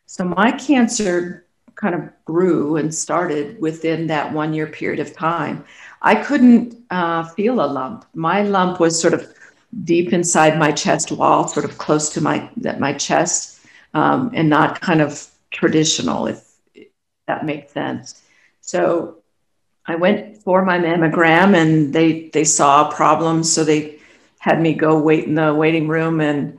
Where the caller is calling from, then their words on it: Colorado, United States; I'm located in Colorado. I'm just outside of Denver.